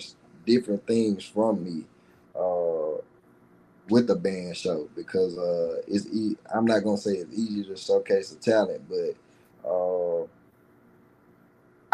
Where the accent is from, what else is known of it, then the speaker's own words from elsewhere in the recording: Laurel, Mississippi, United States; also born or lived in Bassfield, Mississippi; Laurel is my city. My city roots and my country roots is Bashville